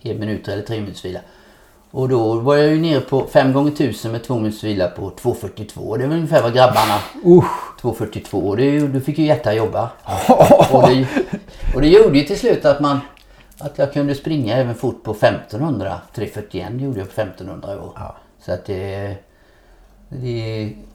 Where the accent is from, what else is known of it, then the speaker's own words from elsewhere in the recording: Nässjö, Jönköping County, Sweden; moved away as an adult; also born or lived in Gothenburg; Hemma i Lövhult här i Nässjö.